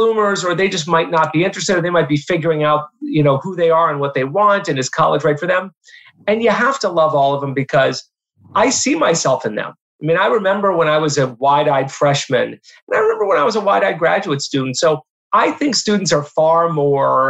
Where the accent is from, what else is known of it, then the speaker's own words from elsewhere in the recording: Erie, Pennsylvania, United States; moved away; go teach in my hometown at Mercyhurst